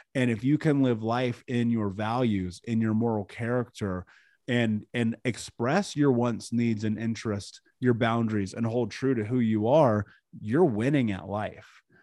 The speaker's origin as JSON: {"language": "English", "region": "Indiana", "country": "United States", "tie": "born or raised there", "said": "I grew up in America, in Indiana, in the middle of the country."}